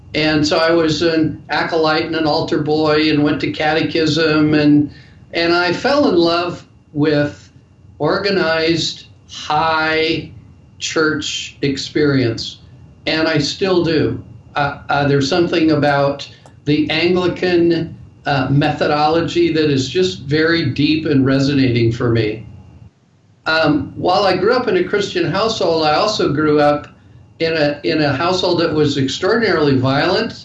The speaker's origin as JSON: {"language": "English", "town": "Denver", "region": "Colorado", "country": "United States", "tie": "born or raised there", "said": "I was born and raised in Denver, Colorado"}